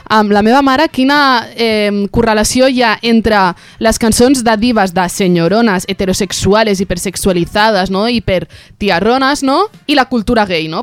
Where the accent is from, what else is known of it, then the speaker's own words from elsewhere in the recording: Sant Celoni, Catalonia, Spain; és del meu poble, és de Sant Celoni